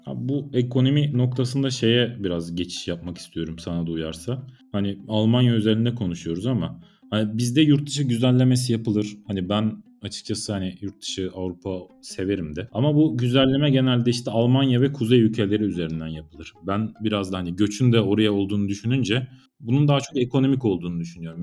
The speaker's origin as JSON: {"language": "Turkish", "country": "Turkey"}